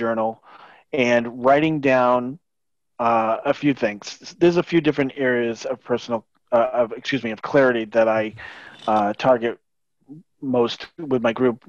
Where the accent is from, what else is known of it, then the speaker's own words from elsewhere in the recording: a small beach town south of Boston, New England, Massachusetts, United States; I grew up in New England in a small little beach town south of Boston